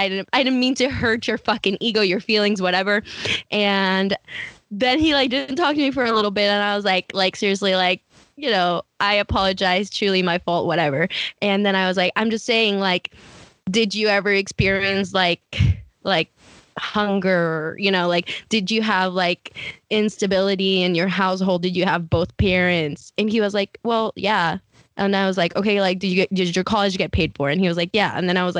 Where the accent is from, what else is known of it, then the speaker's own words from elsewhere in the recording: Mercer Island, Washington, United States; and I work at Amazon and I'm from Mercer Island.